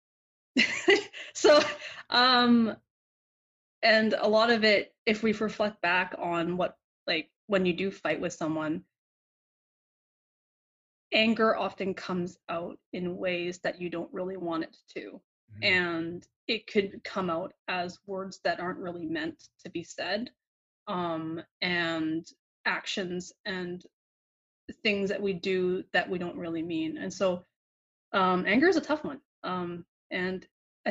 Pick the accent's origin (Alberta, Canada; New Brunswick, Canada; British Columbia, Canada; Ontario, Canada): British Columbia, Canada; Vancouver; growing up in Vancouver